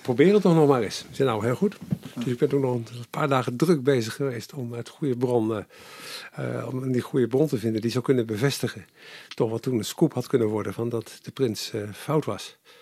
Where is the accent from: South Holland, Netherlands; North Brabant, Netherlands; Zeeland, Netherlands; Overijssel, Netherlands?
South Holland, Netherlands; Capelle aan den IJssel; ik ben geboren in Capelle aan de IJssel